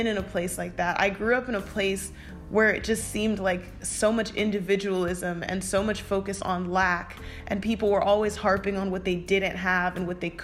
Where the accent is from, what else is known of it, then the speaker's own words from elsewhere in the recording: United States; growing up in America